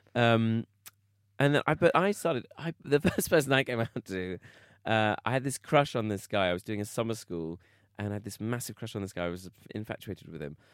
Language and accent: English; Bromley, London, United Kingdom; I am from South London, Bromley. I'm from a place called Bromley